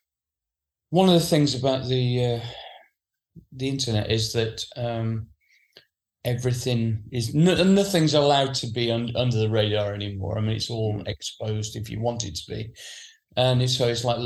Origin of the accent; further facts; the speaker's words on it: Sheffield, Yorkshire and the Humber, United Kingdom; when I was growing up in Sheffield